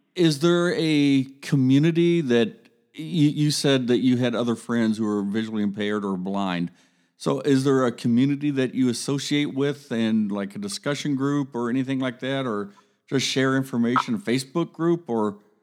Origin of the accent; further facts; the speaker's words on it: Columbus, Ohio, United States; I grew up in Columbus